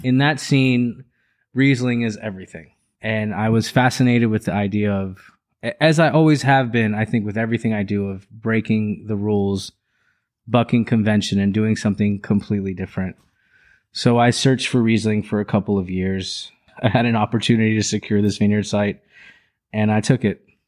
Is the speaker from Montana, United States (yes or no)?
no; Orlando, Florida, United States; also born or lived in Los Angeles, California / Orange County, California; I grew up in Orlando